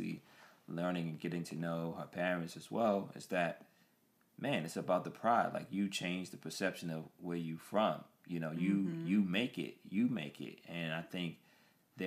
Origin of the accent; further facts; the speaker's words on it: Washington, District of Columbia, United States; I'm from Southeast D.C., close to Martin Luther King Avenue, Anacostia, east of the river